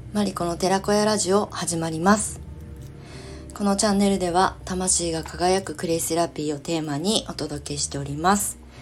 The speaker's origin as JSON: {"language": "Japanese", "town": "Kasama", "region": "Ibaraki", "country": "Japan", "tie": "born or raised there", "also_born_or_lived": "Shonan", "moved": "as an adult", "said": "私の故郷、茨城県笠間市"}